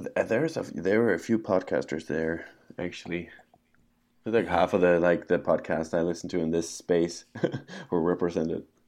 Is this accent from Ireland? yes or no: no; Denmark; now in Scotland, United Kingdom; I'm from Denmark, but I live in Scotland